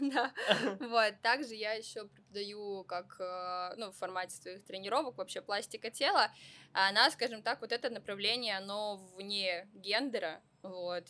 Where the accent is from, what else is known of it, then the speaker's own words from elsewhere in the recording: Vladivostok, Primorsky Krai, Russia; moved away; also born or lived in Saint Petersburg; я вообще родом из Владивостока